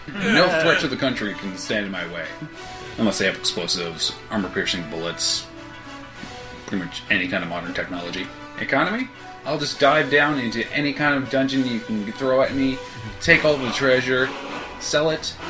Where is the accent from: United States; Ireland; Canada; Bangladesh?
Canada; with me being Canadian